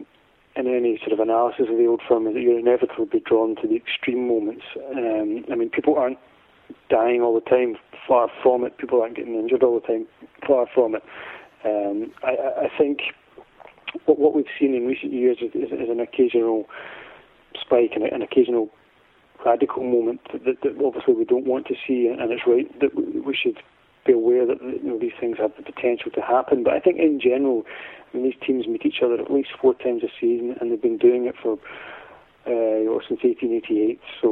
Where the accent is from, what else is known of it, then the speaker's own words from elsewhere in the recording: Glasgow, Scotland, United Kingdom; I'm from Glasgow